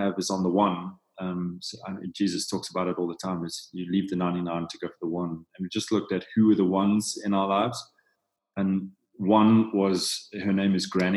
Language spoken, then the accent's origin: English; South Africa; I'm from South Africa